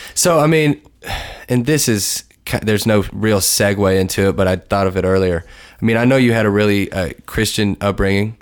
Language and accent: English; Lexington, Kentucky, United States; moved away as an adult; my hometown